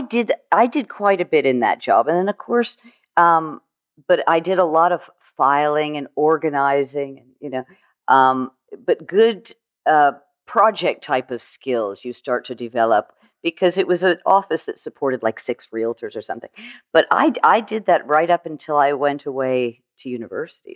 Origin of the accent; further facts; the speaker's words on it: St. Petersburg, Florida, United States; also born or lived in Fort Lauderdale, Florida; I grew up in Florida, actually, Saint Petersburg, Saint Petersburg, Florida